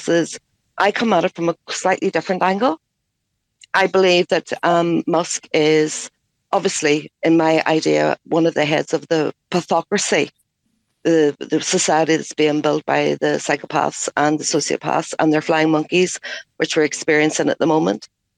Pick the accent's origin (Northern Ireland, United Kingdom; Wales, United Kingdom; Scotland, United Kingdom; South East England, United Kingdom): Northern Ireland, United Kingdom; I'm 55. I'm from Northern Ireland